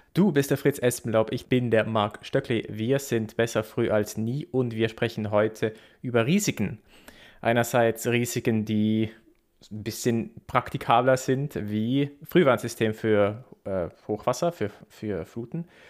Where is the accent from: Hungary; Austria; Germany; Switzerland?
Switzerland; Basel, Basel-Stadt; in Basel, wo, wo ich herkomme.